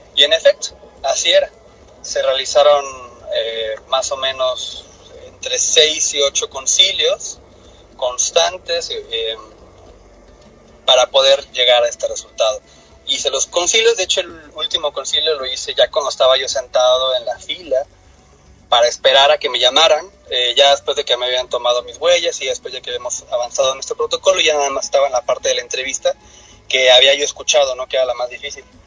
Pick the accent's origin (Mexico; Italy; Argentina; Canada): Mexico; also born or lived in Cancún, Quintana Roo; soy mexicano, vivo en la ciudad de Cancún, Quintana Roo, en México